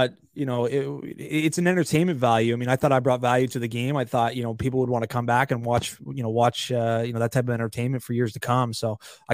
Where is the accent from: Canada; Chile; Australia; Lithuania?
Canada; I identify as Canadian